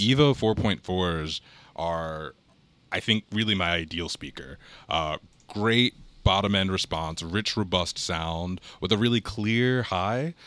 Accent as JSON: {"language": "English", "town": "Harrisonburg", "region": "Virginia", "country": "United States", "tie": "born or raised there", "also_born_or_lived": "Charlottesville, Virginia", "said": "I grew up in Harrisonburg, Virginia."}